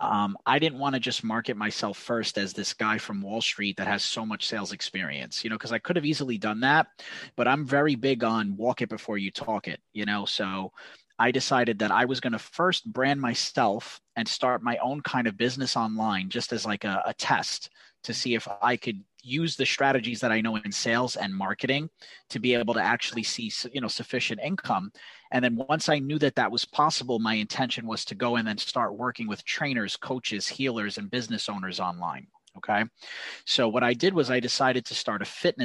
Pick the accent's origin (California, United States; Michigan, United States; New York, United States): New York, United States; accent: New York; I'm from New York. You can probably tell from my accent